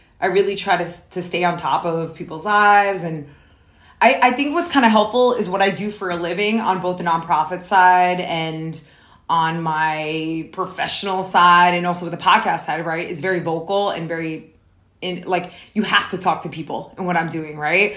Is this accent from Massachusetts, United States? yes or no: no; New Jersey, United States; moved away as an adult; also born or lived in New York / Brooklyn, New York; now in Los Angeles, United States; I'm an East Coaster. I'm from New York and New Jersey, if you can't tell by my voice